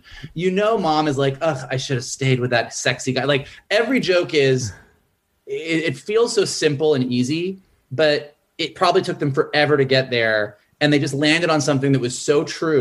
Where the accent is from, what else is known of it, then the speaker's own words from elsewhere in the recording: Gainesville, Florida, United States; moved away as an adult; also born or lived in San Francisco; I grew up in Gainesville, Florida, where UF is.